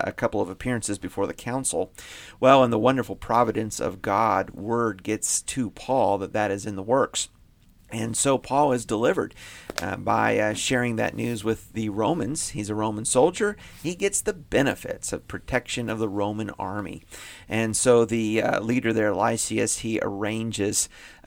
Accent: Indiana, United States; I grew up in Indiana

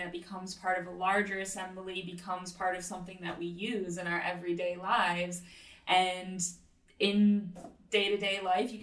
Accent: Detroit, Michigan, United States; growing up in Detroit around all the automotive manufacturers

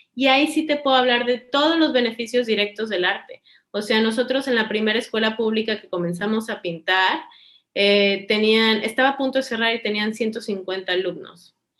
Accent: Cancún, Quintana Roo, Mexico; yo crecí en Cancún y tengo toda la vida en Cancún

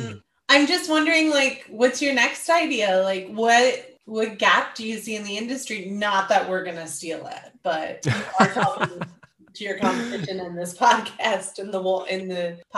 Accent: United States; moved away; even though I don't live in the US as an American

